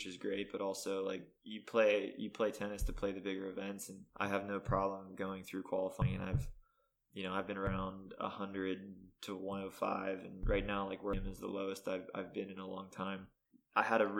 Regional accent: Pittsburgh, Pennsylvania, United States; also born or lived in Florida; I'm actually from Pittsburgh, not Philly. So I'm on the west side of PA.

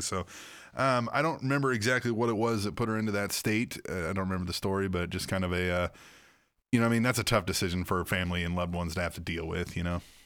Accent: Manhattan, Kansas, United States; where I grew up in Manhattan, Kansas

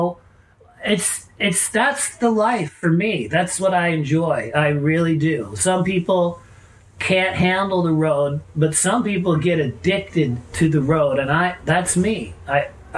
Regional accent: Canada; I am a Canadian, so I grew up loving beer

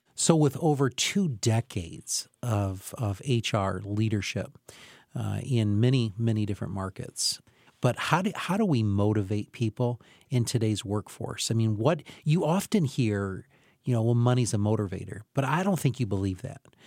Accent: Camden, United States; where I grew up in Camden

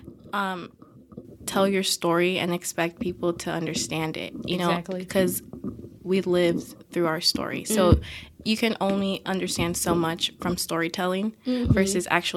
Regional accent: Chicago, Illinois, United States; moved away as an adult; I'm from Chicago

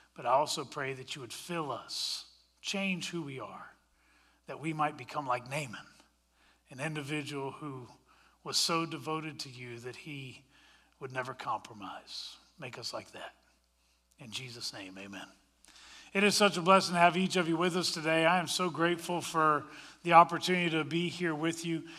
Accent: Washington, District of Columbia, United States; moved away; also born or lived in Colorado; I grew up in the Washington, D C area, but I've also lived in Colorado.

